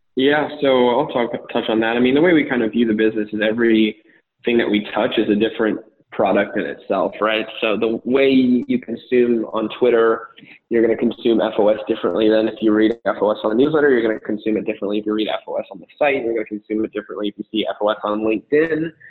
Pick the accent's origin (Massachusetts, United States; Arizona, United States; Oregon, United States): Arizona, United States; moved away as an adult; also born or lived in Miami; I was born and raised in Arizona